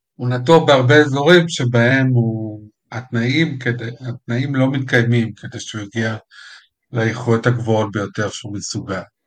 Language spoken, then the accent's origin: Hebrew; Israel